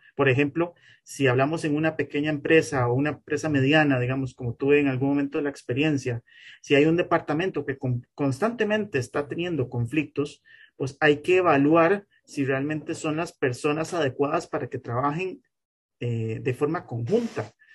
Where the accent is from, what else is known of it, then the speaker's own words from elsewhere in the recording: Costa Rica; como costarricense